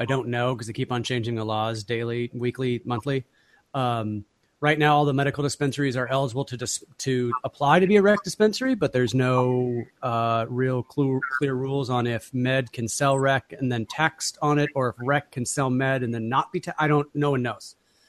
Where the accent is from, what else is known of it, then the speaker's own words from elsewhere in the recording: Kent, Washington, United States; moved away as an adult; also born or lived in Yakima, Washington / Arizona; now in Portland, United States; I was actually born in Yakima, Washington, which is about 3 hours north-ish of here. East of here. And I grew up in Kent, Washington, which is just south of Seattle. And I lived there until I was 20 or 23. And then I moved to Arizona for 9 years. And then I came back to Portland.